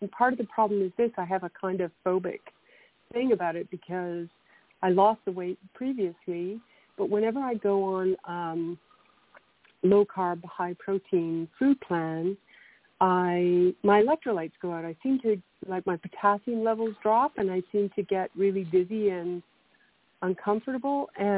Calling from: Canada; I'm calling from Canada

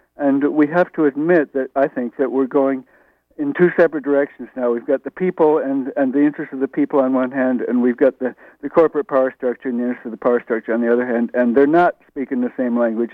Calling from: New York, United States; I'm also calling from Brooklyn.

